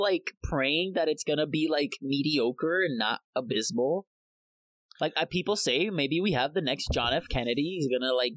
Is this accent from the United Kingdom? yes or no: no; Puerto Rico; yo soy puertorriqueño